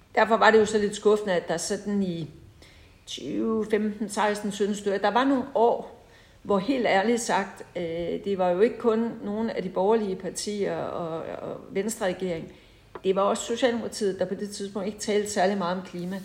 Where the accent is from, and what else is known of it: Holbæk, Zealand, Denmark; born or raised there